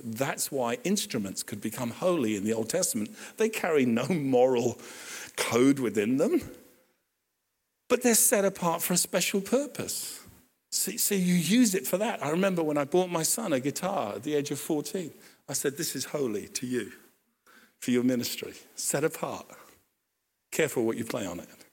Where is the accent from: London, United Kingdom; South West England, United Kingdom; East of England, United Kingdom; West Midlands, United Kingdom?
London, United Kingdom; Hampton; I grew up in Hampton